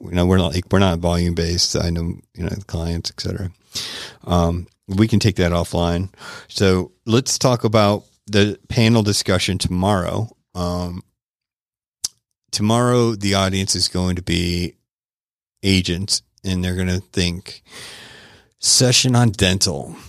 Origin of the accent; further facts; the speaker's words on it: Tampa, Florida, United States; my hometown of Tampa, Florida